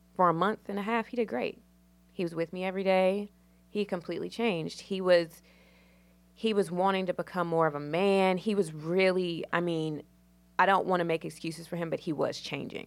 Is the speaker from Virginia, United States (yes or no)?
yes; Danville, Virginia, United States; moved away as an adult; now in Charlotte, United States; I'm from Danville, Virginia. It's small